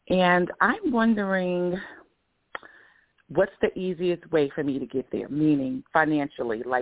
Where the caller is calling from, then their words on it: Georgia, United States; I'm in Georgia.